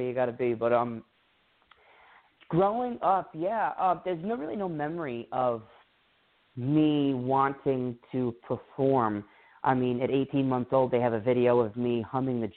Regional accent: Rhode Island, United States; I grew up in Rhode Island, 30 minutes south of the capital, which is Providence

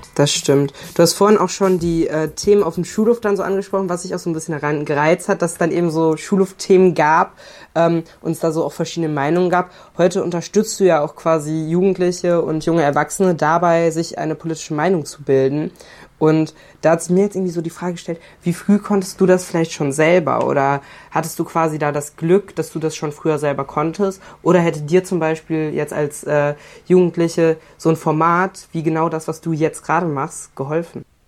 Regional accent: North Rhine-Westphalia, Germany; bei uns in NRW

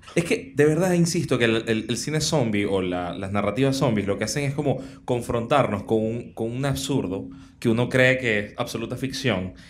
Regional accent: Caracas, Capital District, Venezuela; los caraqueños, los caraqueños tenemos cierto recorrido, los venezolanos

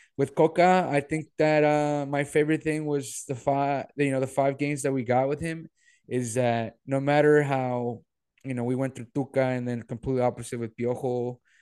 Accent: Monterrey, Nuevo León, Mexico; moved away; growing up in Monterrey

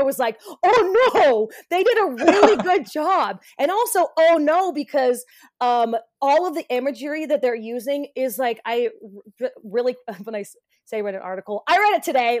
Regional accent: United States; growing up in America

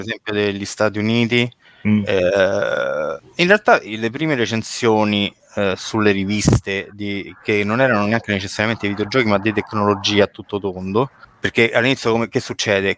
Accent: Rome, Lazio, Italy; now in Rieti, Italy; l'origine è romana, adesso non vivo più a Roma

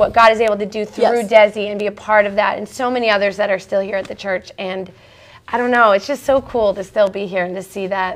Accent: Seattle, Washington, United States; moved away as an adult; also born or lived in Vancouver, Washington; I lived and was born and raised in Seattle. Well, born in Vancouver, Washington, and then lived in Seattle

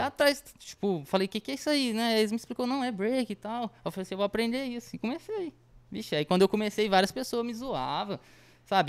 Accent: Batatais, São Paulo, Brazil; a gente é de Batatais

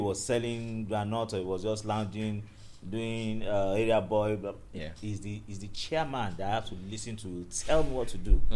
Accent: Nigeria; thank you for bringing me to this country that I'm in Nigeria and I'm not from Ghana

